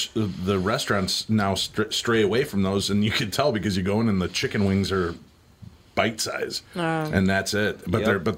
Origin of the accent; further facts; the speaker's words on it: Medinah, Illinois, United States; 22 miles west in the white bread suburb of Medina.